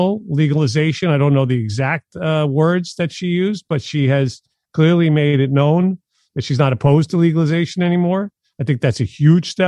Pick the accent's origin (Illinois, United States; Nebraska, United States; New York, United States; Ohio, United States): New York, United States; I'm a New Yorker